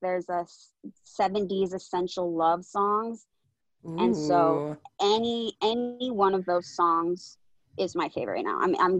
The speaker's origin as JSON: {"language": "English", "town": "Vancouver", "region": "British Columbia", "country": "Canada", "said": "I'm from Vancouver, so we have the beaches and the mountains."}